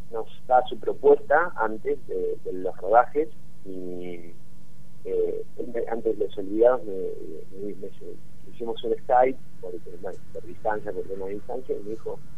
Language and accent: Spanish; Azul, Buenos Aires Province, Argentina; Nosotros, exactamente, nosotros somos de la ciudad azul, a 300 y kilómetros de capital.